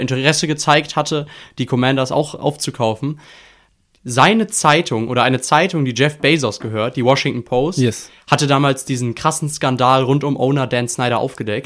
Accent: Germany; wir sind als Deutsche

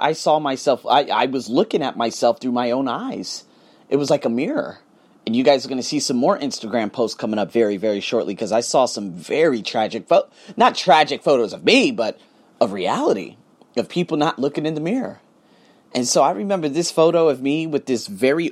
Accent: United States; I'm from America

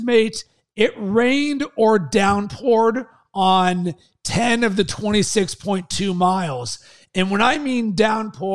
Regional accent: Pittsburgh, Pennsylvania, United States; moved away; also born or lived in Sarasota, Florida; I was raised in Pittsburgh

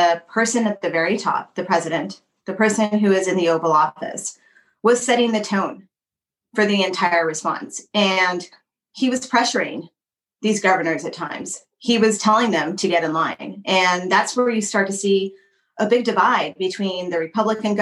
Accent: El Paso, Texas, United States; My hometown of El Paso

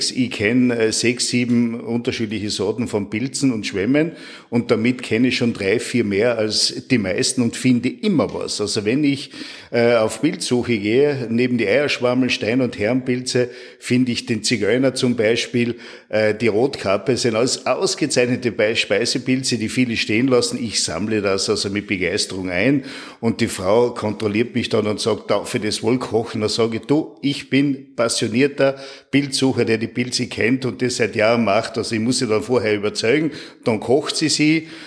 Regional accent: St. Jakob in Defereggen, Tyrol, Austria; born there; Ich bin in St. Jakob im Nefreckental geboren und wohne dort in einer wunderschönen äh, Landschaft mitten im Nationalpark Hohe Dauern.

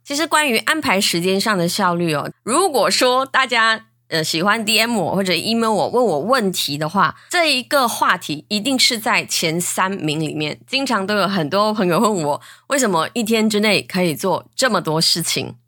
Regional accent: Malaysia; 我是来自马来西亚的

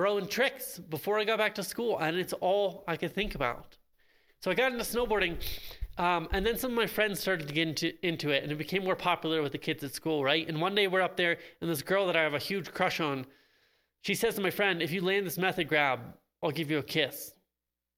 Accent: central Pennsylvania, United States; I grew up on the East Coast in Pennsylvania, actually riding a tiny little mountain called Tussie Mountain in central Pennsylvania

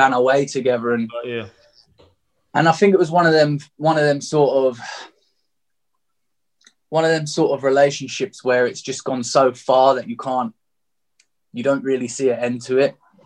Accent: Margate, South East England, United Kingdom; I was born and raised in Margate

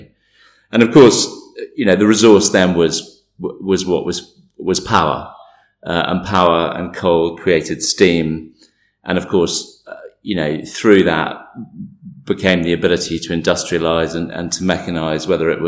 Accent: England, United Kingdom; now in India; as an Englishman

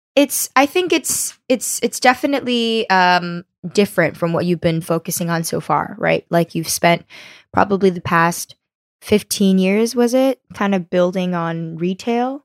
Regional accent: United States; I was born here in America

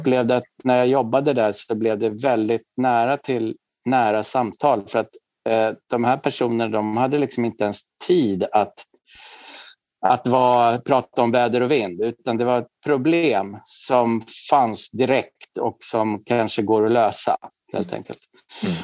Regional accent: Huddinge, Stockholm County, Sweden; moved away as an adult; now in Stockholm, Sweden; jag föddes i Huddinge och bor nu sedan jag var 18 år, sedan 88 på Kungsklippan 14 i Stockholm

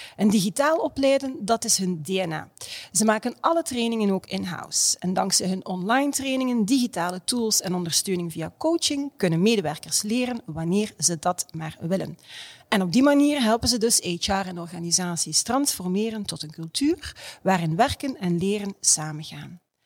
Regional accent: Ghent, Flanders, Belgium; ik als Gentse

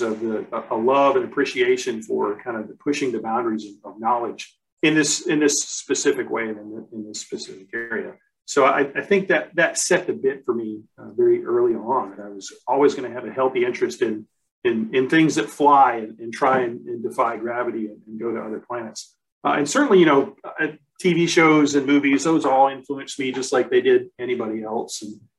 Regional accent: United States; My dad was in the military, so I've lived all over the U.S.

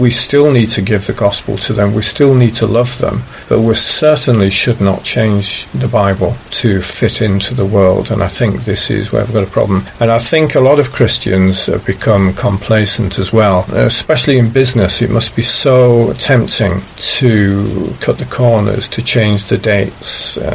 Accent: China; English is a second language; I was actually saying, yeah, I come from China and there's this corruption, and even monitors of a class might withhold money that they shouldn't be withholding.

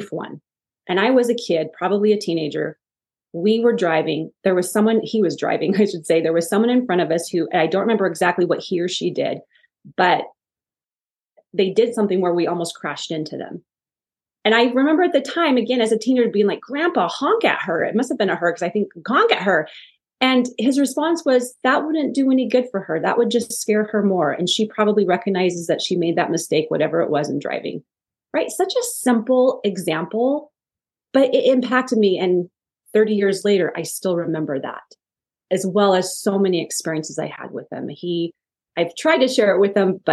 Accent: Wyoming, United States; I grew up in Wyoming

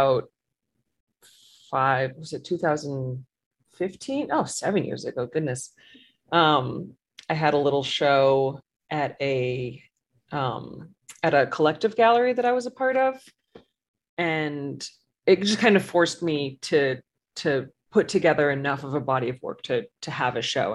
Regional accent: Boston, Massachusetts, United States; moved away as an adult; now in New Orleans, United States; I grew up in the Boston area. So I've been in New Orleans for a little over 10 years now

